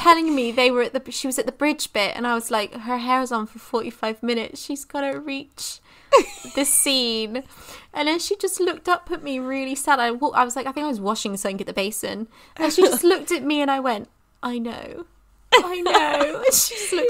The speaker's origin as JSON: {"language": "English", "region": "England", "country": "United Kingdom", "said": "I'm English, and my English is bad"}